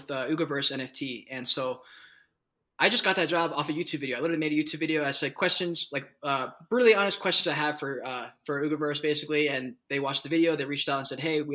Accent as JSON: {"language": "English", "town": "Charleston", "region": "South Carolina", "country": "United States", "tie": "born or raised there", "moved": "as an adult", "lives_now": "Colorado, United States", "said": "I'm from South Carolina. I was born and raised there in Charleston."}